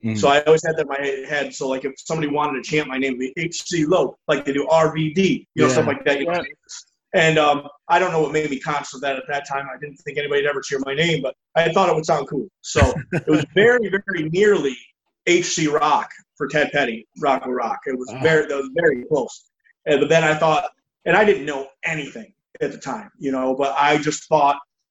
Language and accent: English; Elmira, New York, United States; my hometown in Elmira